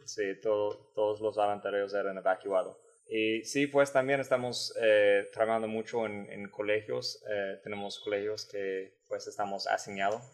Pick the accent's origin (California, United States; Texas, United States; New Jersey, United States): Texas, United States; San Antonio; Spanish is a second language; moved away as an adult; now in Baranoa, Colombia; soy de San Antonio, Texas